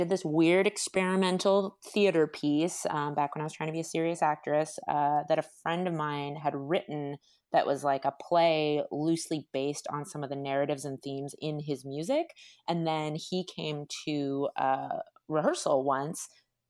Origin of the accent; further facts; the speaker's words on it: Northern California, United States; moved away as an adult; now in Los Angeles, United States; I grew up in Northern California